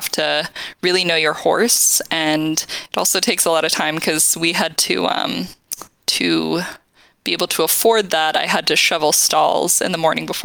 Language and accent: English; Huntley, Montana, United States; moved away as an adult; also born or lived in Utah; I grew up in a tiny town in Montana called Huntley, Montana, which is less than 500 people.